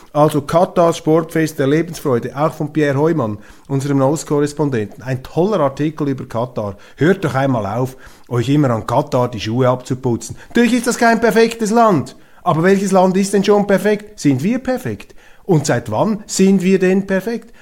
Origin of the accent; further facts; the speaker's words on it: Switzerland; Als Schweizer